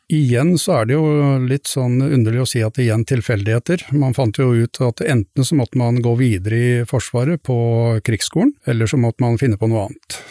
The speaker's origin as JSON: {"language": "Norwegian", "town": "Dokka", "region": "Innlandet", "country": "Norway", "moved": "as an adult", "lives_now": "Stord, Norway", "said": "Jeg kommer ifra Dokka, et eh, sted oppe mellom Gjøvik og Lillehammer"}